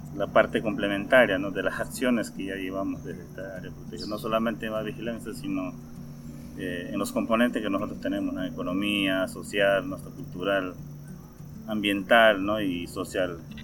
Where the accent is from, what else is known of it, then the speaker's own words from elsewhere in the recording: Peru; soy de Perú, trabajo en Camaracairi